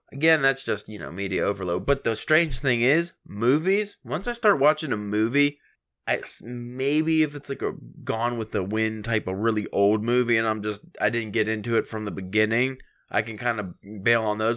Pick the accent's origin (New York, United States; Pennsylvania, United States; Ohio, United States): Pennsylvania, United States; we're from Pennsylvania.